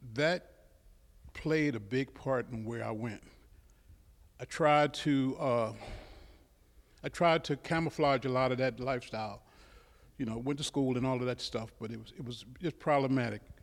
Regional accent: Baltimore, Maryland, United States; I grew up in Baltimore City

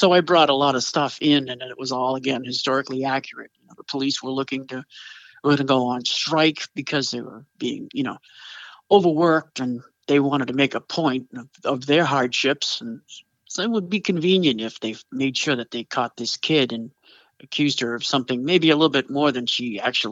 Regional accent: Boston, Massachusetts, United States; I grew up in Boston

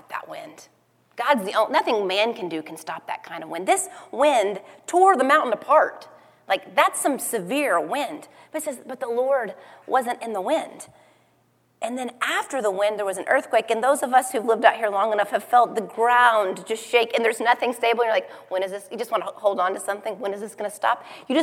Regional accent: Tornado Alley, United States; I grew up in Tornado Alley

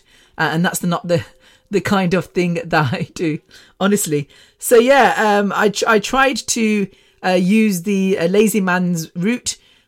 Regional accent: Mumbai, Maharashtra, India; I'm from Mumbai, yeah.

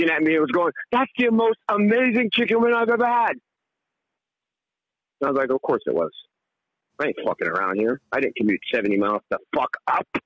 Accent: England, United Kingdom; also born or lived in Bronx, New York; now in United States; So I came to the Bronx. I, uh, I, yes, I was born in England. I'm English.

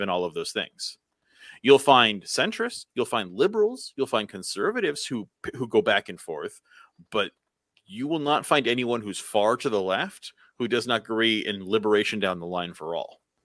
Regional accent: United States; as an American

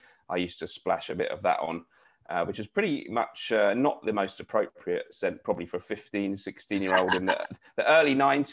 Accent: London, United Kingdom; I was born in Barnet in Hertfordshire / London. It's the very northern outskirts of North London.

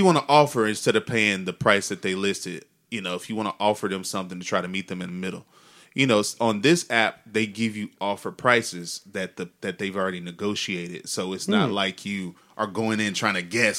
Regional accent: Texas, United States; I'm from Texas

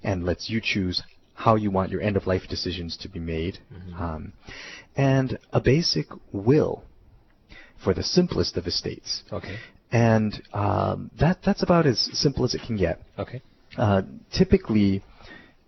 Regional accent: Hilo, Hawaii, United States; also born or lived in New York City; now in Oahu, United States; I grew up in Hilo on the Big Island

